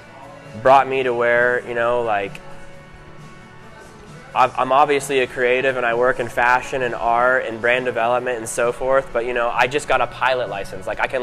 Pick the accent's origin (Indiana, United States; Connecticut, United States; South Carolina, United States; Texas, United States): South Carolina, United States; Greenville; also born or lived in San Francisco; I grew up in Greenville, South Carolina, and San Francisco, California. Spent a lot of time in Atlanta, Georgia.